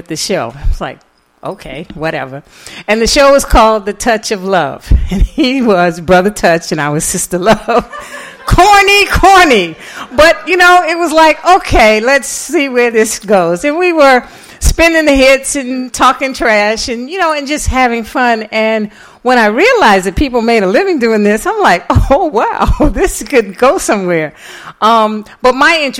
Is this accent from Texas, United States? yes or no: no; New York City, New York, United States; I grew up in New York City